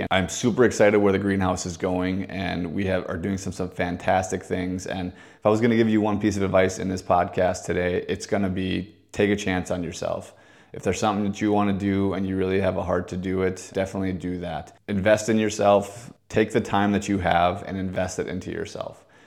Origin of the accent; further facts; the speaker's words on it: Maple Grove, Minnesota, United States; also born or lived in Fargo, North Dakota; I was born and raised in Fargo, North Dakota till I was about ten years old. That time, I moved down to the Maple Grove, Minnesota area, went to school, and then ended up going to high school and graduating from Maple Grove Senior High down there